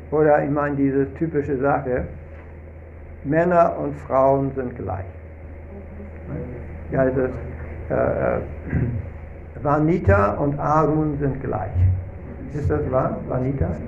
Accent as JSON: {"language": "German", "region": "Hamburg", "country": "Germany", "said": "Nein, Rantidev ist aus Litauen und ich bin aus Hamburg."}